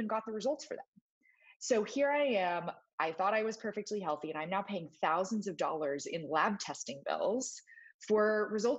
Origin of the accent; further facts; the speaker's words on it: Texas, United States; I grew up in Texas